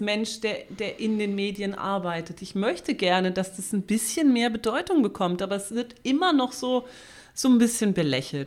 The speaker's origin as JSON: {"language": "German", "country": "Germany", "said": "bei uns in Deutschland"}